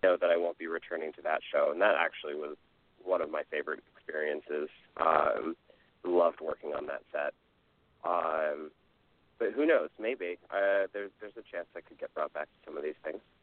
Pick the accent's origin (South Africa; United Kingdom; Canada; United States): United States; Bay Area near San Francisco, California; I grew up in the Bay Area near San Francisco